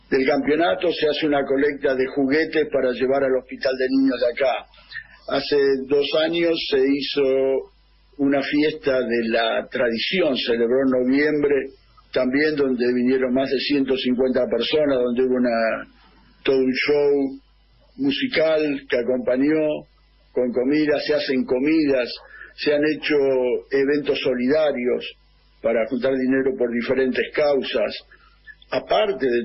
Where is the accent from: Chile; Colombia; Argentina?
Argentina; moved away as an adult; now in Canada; Los más grandes somos argentinos que vivimos en Canadá